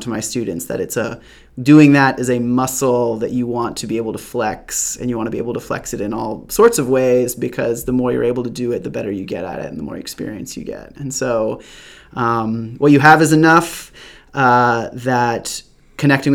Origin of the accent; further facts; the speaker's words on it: Amherst, Massachusetts, United States; moved away as an adult; now in Chapel Hill, United States; I grew up in Western Massachusetts in a town called Amherst.